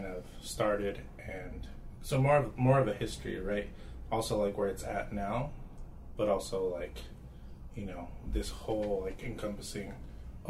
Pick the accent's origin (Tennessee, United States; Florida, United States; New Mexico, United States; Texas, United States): New Mexico, United States; Albuquerque; growing up in Albuquerque, New Mexico